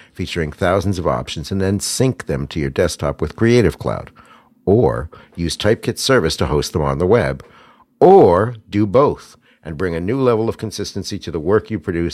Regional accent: Pittsburgh, Pennsylvania, United States; I'm from Pittsburgh

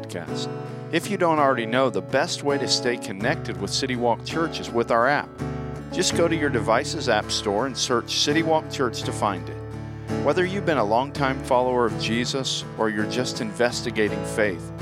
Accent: Florida, United States; moved away; I grew up in Florida

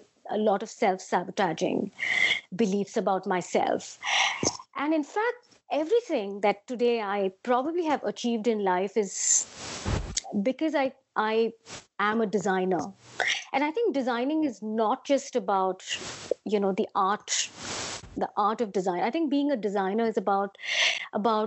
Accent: Mumbai, Maharashtra, India; now in London, United Kingdom; I'd love to say I'm a Bombay girl because I was born in Bombay. Most of my growing years was about embodying the spirit of whatever Bombay stands for

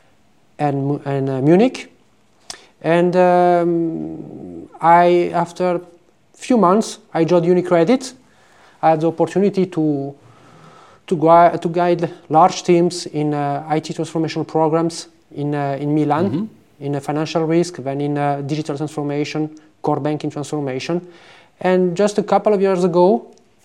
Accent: Monaco; moved away as an adult; also born or lived in Braga, Portugal / Lisbon, Portugal / Porto, Portugal; now in Italy; I am a son of Portuguese immigrants. I grew up in Monaco, in south of France.

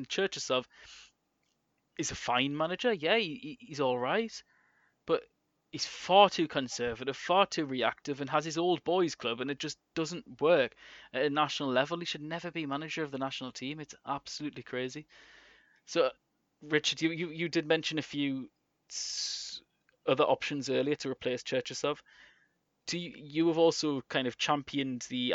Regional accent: England, United Kingdom; we are all English.

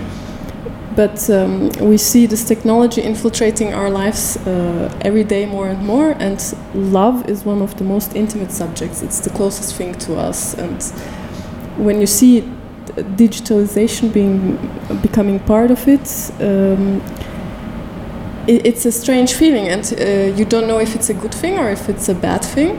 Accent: Istanbul, Turkey; moved away as an adult; now in Belgium; So I'm originally from Istanbul, and since about more than 6 years I'm living in Belgium now

